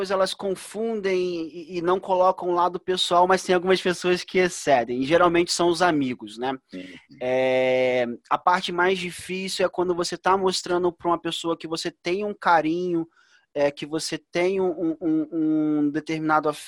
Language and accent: Portuguese; Duque de Caxias, Rio de Janeiro, Brazil; Eu sou de Caxias, né?